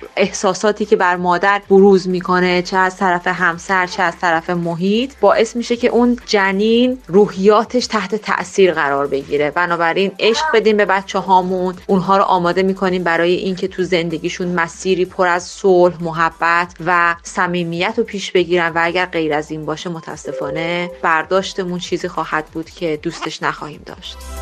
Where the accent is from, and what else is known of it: Hamadan, Hamadan Province, Iran; born or raised there; moved away; also born or lived in Karaj / Tehran